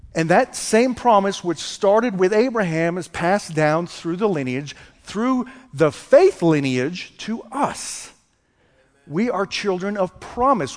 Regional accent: just south of Boston, Massachusetts, United States; now in Texas, United States; I'm from Boston, Massachusetts. Grew up just south of Boston

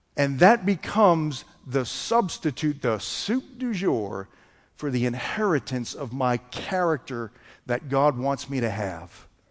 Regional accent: just south of Boston, Massachusetts, United States; now in Texas, United States; I'm from Boston, Massachusetts. Grew up just south of Boston

